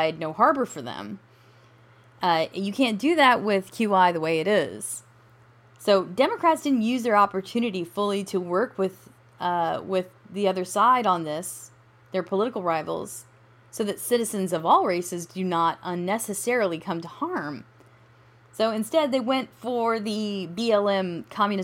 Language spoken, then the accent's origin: English; United States; I am an American